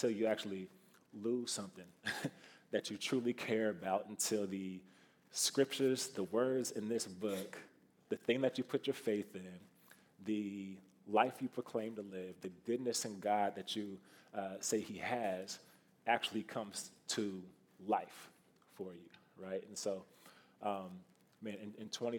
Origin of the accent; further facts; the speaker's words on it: Kansas City, Missouri, United States; moved away as an adult; also born or lived in Iowa City, Iowa; now in Iowa, United States; I am not from Iowa originally. I'm from Kansas City, Missouri. So a few hours south of here. I grew up, born and raised down there